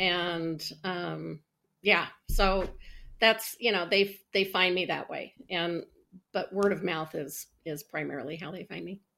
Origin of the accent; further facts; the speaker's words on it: Colorado, United States; I was born and raised in Colorado.